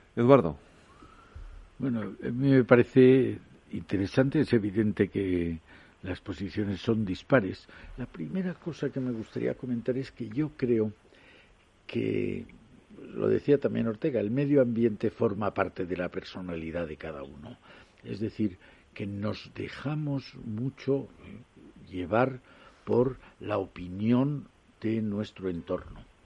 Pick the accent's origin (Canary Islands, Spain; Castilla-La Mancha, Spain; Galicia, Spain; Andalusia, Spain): Andalusia, Spain; Jaén; yo que soy de Jaén